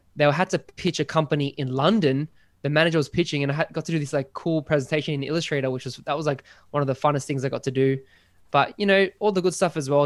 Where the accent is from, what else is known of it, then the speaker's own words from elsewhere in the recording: Sydney, New South Wales, Australia; I'm from Sydney in good old Australia